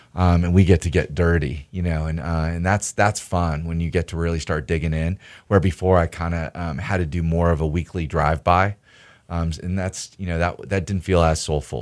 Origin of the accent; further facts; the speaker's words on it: Northern California, United States; now in Los Angeles, United States; We're both from Northern California